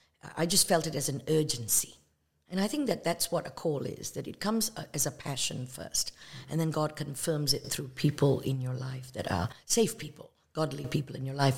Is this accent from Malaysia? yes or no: yes; Malaysia; also born or lived in England; now in United States; I was born in Malaysia. I'm of Indian descent. That means my parents, grandparents are from India, but not me. I'm from Malaysia. And then we immigrated to the United States, and that's really it.